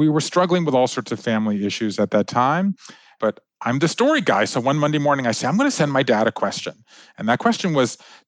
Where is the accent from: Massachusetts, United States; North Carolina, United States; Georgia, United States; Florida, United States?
Georgia, United States; moved away as an adult; also born or lived in Japan; I grew up in Georgia.